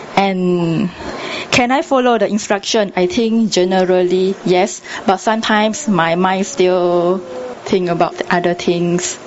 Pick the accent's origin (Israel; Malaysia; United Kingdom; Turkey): Malaysia; Tanah Merah, Kelantan; I was exposed to meditation when I was very young in my hometown